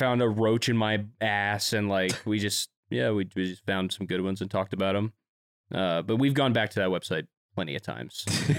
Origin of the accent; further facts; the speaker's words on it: Wilmington, North Carolina, United States; in North Carolina in my hometown, Wilmington.